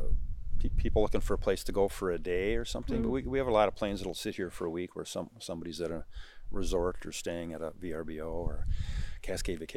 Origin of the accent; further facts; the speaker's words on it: Excelsior, Minnesota, United States; I grew up in Excelsior near, the outer ring of suburbs, not too far from Flying Cloud Airport